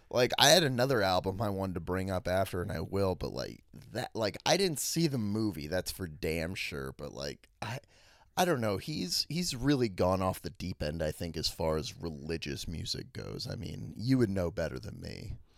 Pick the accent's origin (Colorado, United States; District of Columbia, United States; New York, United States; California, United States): District of Columbia, United States; Washington; my hometown, D C